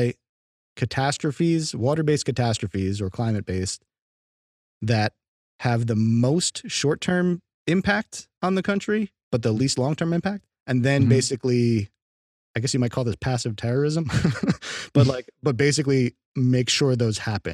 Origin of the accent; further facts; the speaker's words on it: United States; as an American